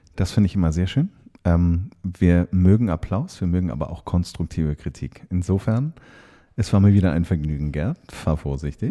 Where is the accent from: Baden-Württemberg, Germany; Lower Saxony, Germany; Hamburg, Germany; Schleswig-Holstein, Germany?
Hamburg, Germany; ich bin Hamburger Jung